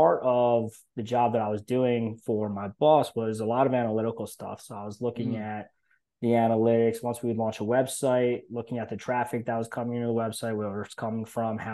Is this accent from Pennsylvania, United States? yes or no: yes; Philadelphia, Pennsylvania, United States; I was born and raised in Philadelphia.